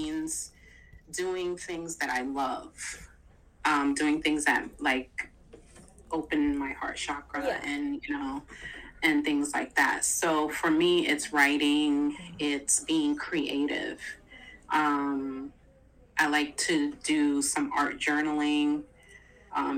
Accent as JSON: {"language": "English", "region": "New York", "country": "United States", "also_born_or_lived": "New Jersey", "moved": "as an adult", "said": "we were living like in New Jersey and I'm from New York"}